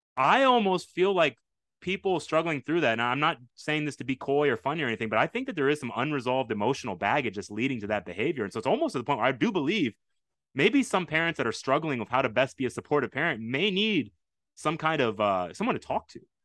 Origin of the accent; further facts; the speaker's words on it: United States; also born or lived in Houston; being an American